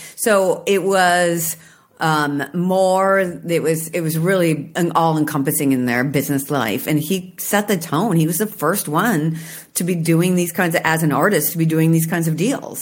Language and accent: English; Washington, United States; I'm from Washington State